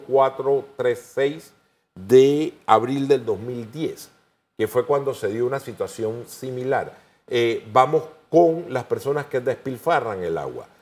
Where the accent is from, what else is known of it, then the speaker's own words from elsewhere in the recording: Panama; como panameños